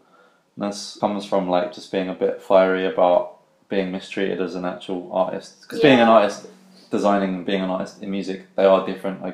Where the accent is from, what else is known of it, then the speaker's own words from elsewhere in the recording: Tilbury, East of England, United Kingdom; when you grow up in a town like Tilbury, people stay in Tilbury and they don't leave Tilbury. And, like, I was like, yeah, like, I'm from Tilbury